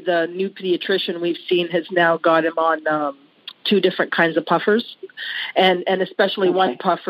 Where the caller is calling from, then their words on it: Ontario, Canada; From Ontario, Canada.